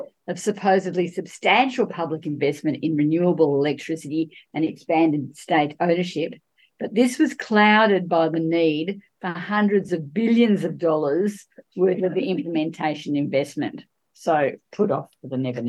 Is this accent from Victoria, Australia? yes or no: yes; Geelong, Victoria, Australia; I'm from Geelong